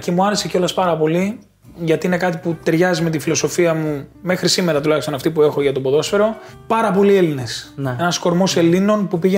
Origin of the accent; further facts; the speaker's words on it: Patras, Western Greece, Greece; moved away; also born or lived in Athens; όταν μετακομίσαμε στην Πάτρα εμεί από την Αθήνα, το 91, ήμουνα δύο χρονών σχεδόν.